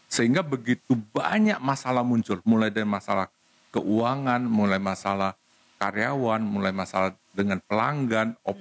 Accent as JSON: {"language": "Indonesian", "town": "Medan", "region": "North Sumatra", "country": "Indonesia", "said": "karena da dasarnya kan saya dari Medan"}